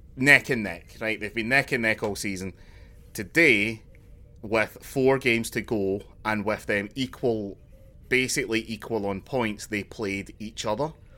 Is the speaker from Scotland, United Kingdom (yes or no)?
yes; Glasgow, Scotland, United Kingdom; I'm from Glasgow